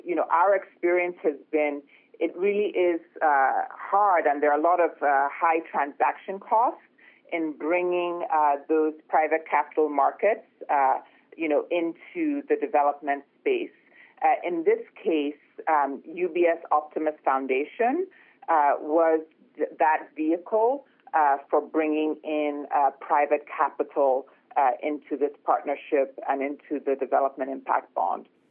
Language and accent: English; Lagos, Nigeria; I was born and raised in Lagos, Nigeria